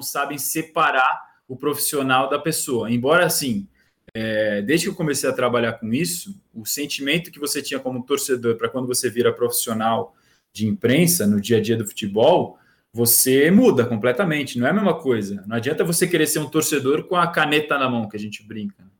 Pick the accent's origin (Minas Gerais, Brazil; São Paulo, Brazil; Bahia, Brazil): São Paulo, Brazil; Santos; eu sou de Santos